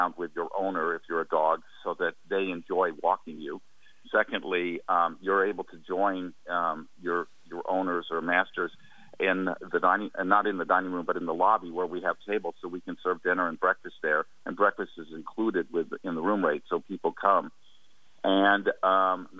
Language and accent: English; Midwest, United States; also born or lived in Kansas / Missouri; now in California, United States; I'm Midwestern. My grandfather had a cattle ranch. I grew up in the Midwest in Kansas and Missouri